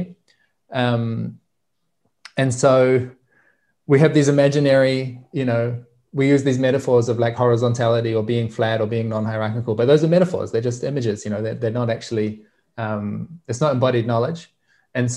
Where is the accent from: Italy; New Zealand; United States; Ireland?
New Zealand; I grew up in Aotearoa, New Zealand